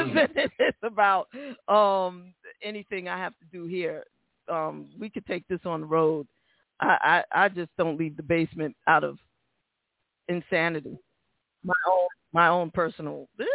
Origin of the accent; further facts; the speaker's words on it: New York City, New York, United States; Now, I'm from the Bronx.